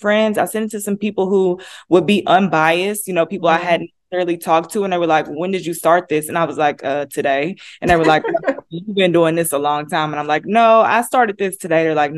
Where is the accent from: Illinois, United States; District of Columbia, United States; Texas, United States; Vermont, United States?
Texas, United States; Denison; now in Dallas, United States; I am born and raised in Texas, a small town called Denison, Texas